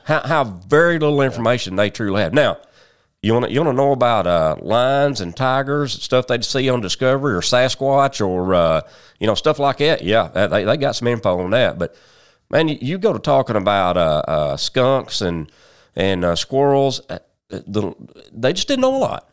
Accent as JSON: {"language": "English", "town": "Paragould", "region": "Arkansas", "country": "United States", "tie": "born or raised there", "also_born_or_lived": "Memphis", "said": "I'm from Paragould, been here all my, well, almost all my life."}